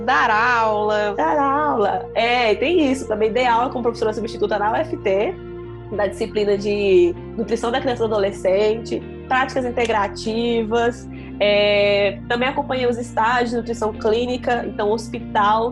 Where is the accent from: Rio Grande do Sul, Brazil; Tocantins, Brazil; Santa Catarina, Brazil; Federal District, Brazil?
Tocantins, Brazil; Palmas; moved away as an adult; now in Goiânia, Brazil; eu sou de Palmas, sou de Palmas assim, morei a vida praticamente inteira em Palmas, né?